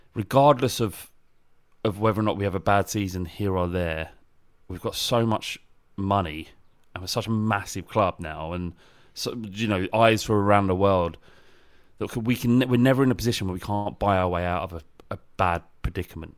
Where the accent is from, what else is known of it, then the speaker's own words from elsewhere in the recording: London, United Kingdom; it is clear that I'm from London or, so it's South East Lon, uh, England